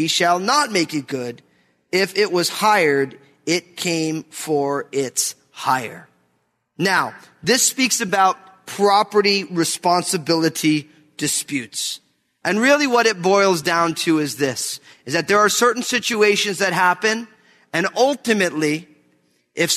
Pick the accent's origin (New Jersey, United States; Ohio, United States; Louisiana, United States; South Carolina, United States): New Jersey, United States; moved away; I'm from New Jersey. We don't really do chainsaws where I'm from